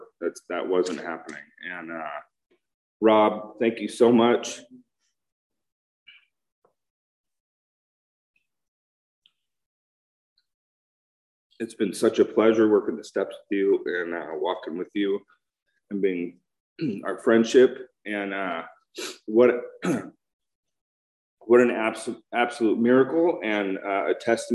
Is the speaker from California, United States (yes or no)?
yes; Huntington Beach, California, United States; I grew up in Huntington Beach